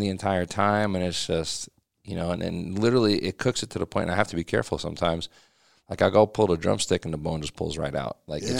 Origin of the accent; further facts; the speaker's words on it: Pennsylvania, United States; Yeah, I grew up in Pennsylvania.